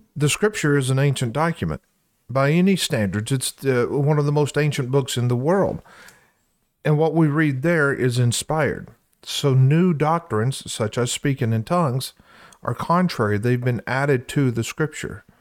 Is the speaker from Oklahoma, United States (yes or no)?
no; Louisiana, United States; now in Iowa, United States; I'm from Louisiana